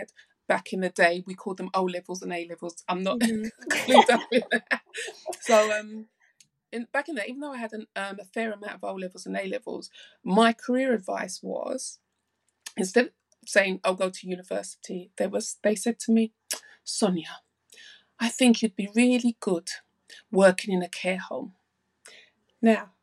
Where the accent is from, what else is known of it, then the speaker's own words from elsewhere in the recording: London, United Kingdom; I grew up in South London. My parents are Jamaican. So I'm second generation.